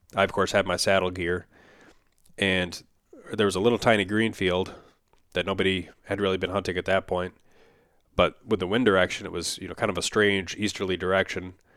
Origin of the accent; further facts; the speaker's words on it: Upper Midwest, United States; I'm from the Upper Midwest as well